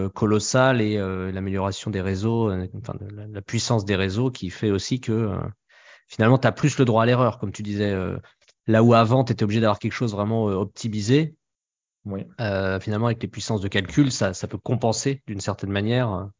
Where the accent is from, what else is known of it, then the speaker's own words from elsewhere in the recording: France; en tant que Français